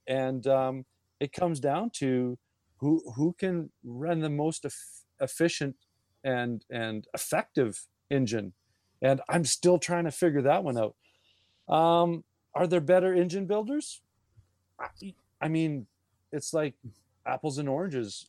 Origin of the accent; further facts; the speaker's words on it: Canada; being Canadian